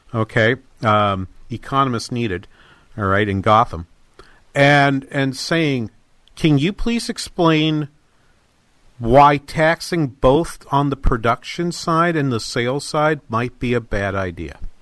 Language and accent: English; Manchester, New Hampshire, United States; moved away; Manchester in New Hampshire, the major city and my hometown